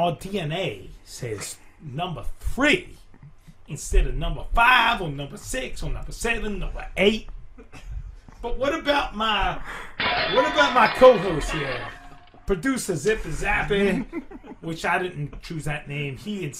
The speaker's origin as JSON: {"language": "English", "region": "Louisiana", "country": "United States", "lives_now": "Long Island, United States", "said": "I'm actually from Louisiana, but I moved to Long Island to pursue my career."}